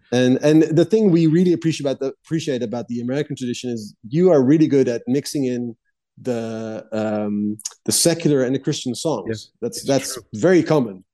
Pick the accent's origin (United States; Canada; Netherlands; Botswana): Netherlands; I grew up in the Netherlands